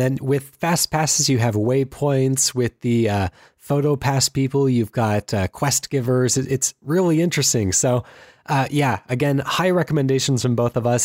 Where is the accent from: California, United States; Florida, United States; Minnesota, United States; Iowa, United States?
California, United States; Anaheim; moved away; I grew up in Anaheim, California